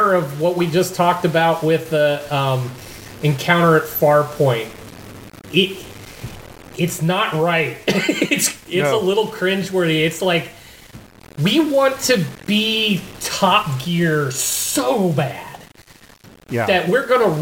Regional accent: United States; as an American

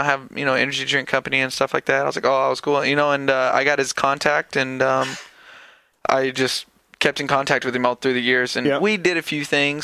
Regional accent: Tennessee, United States; I'm from Tennessee.

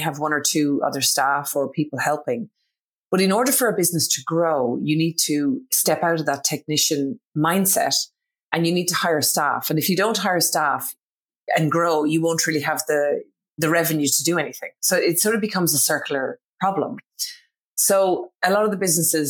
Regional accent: Ireland; accent: Irish; moved away as an adult; now in Australia; My accent, in case nobody can pick it up, is Irish. So I'm originally from Ireland, but I did move to Australia in my early 20s

